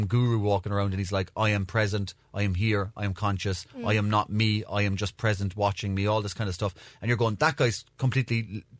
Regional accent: Belfast, Northern Ireland, United Kingdom; Falls Road.

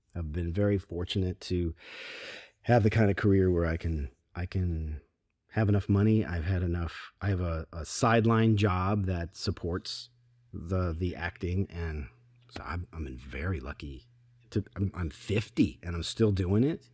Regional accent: Grand Rapids, Michigan, United States; moved away as an adult; now in California, United States; Where we grew up, it's, it's, it's Very rad

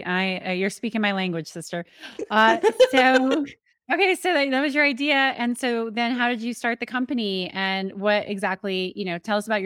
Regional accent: Colorado, United States; also born or lived in Austin, Texas; and I grew up on the Western Slope of Colorado, but I had left Austin, Texas.

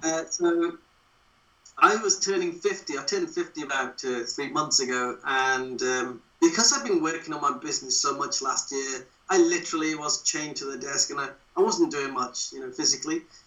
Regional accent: Wolverhampton, West Midlands, United Kingdom; moved away as an adult; now in Derbyshire, United Kingdom; I was born and bred in Wolverhampton, but I've always lived in Derbyshire because that's where I moved to when I joined the police service

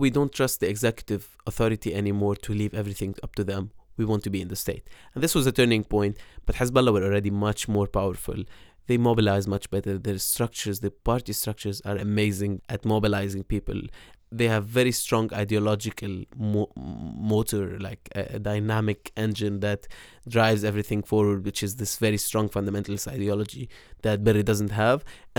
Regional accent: Beirut, Beirut Governorate, Lebanon; the part of Beirut that I grew up in West Beirut

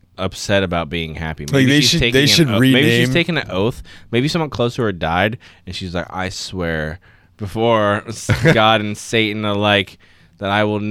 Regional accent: United States; But you know how us Americans do.

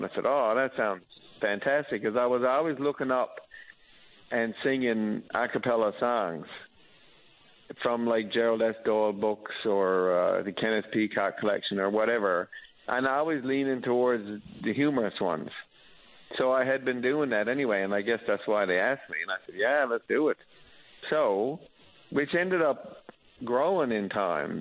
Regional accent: Mount Pearl, Newfoundland and Labrador, Canada; now in St. John's, Canada; I'm from Mount Pearl, and I live in St. John's now

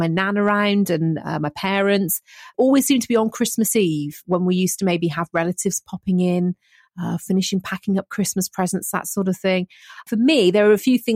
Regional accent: near Gloucester, South West England, United Kingdom; where I grew up near Gloucester

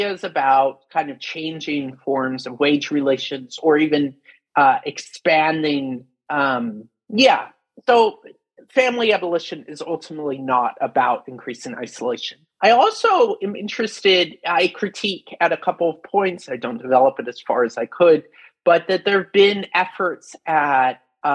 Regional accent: Pacific Northwest, United States; I grew up in the Pacific Northwest, where there's a long history of hippies forming deliberate communities in the 1970s

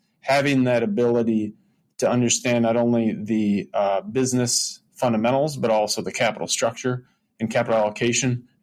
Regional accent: Michigan, United States; now in Chicago, United States; I grew up in Michigan, actually, before Chicago

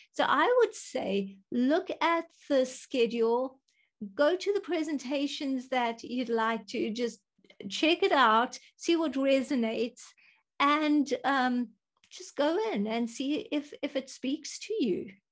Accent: South Africa; I am from South Africa.

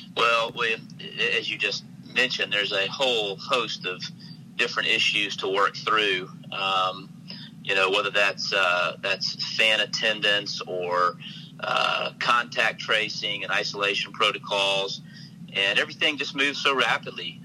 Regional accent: Oxford, Mississippi, United States; to grow up in Oxford and watch, uh, you know, basketball and, and football and baseball games

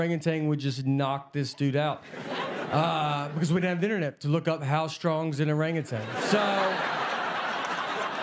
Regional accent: Tennessee, United States; I'm from Tennessee.

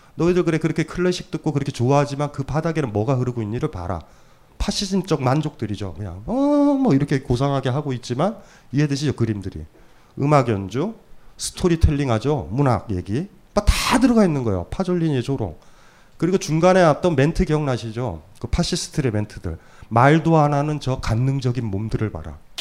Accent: Hamyang, South Gyeongsang, South Korea; moved away; 아주 어렸을 때 제가 경남 함양에 살았을 때

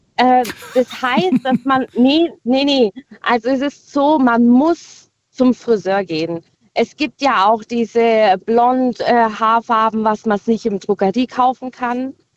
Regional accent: Winterlingen, Baden-Württemberg, Germany; ich komme aus Winterling

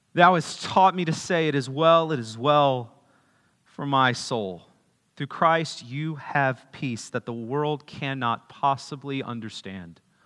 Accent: Kerrville, Texas, United States; I was born in Kerrville

